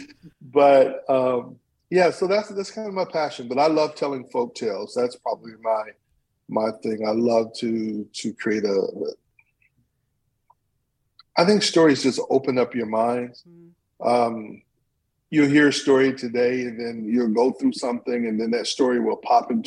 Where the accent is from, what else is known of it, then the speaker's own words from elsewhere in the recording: Flint, Michigan, United States; moved away as an adult; now in Meridian, United States; I was born and raised in Flint, Michigan.